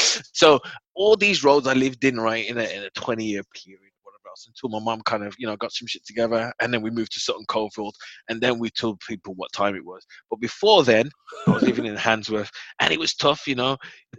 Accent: Germany; That's a heavy punishment. We say that because we're from Germany, okay?

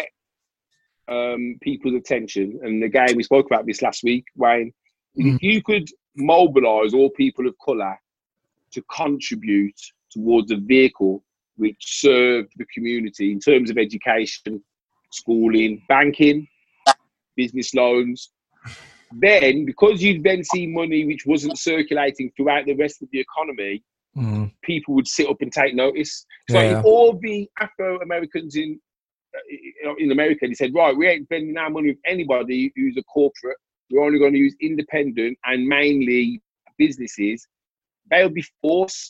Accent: United Kingdom; we as British

